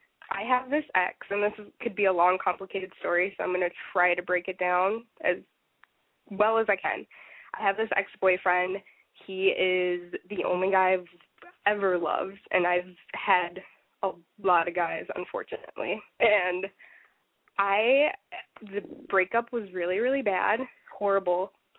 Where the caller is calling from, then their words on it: Minnesota, United States; I'm calling from Minnesota